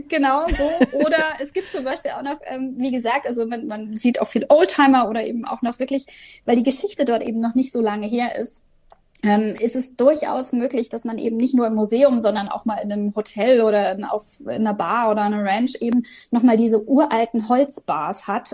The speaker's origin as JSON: {"language": "German", "country": "Germany", "said": "als Deutsche"}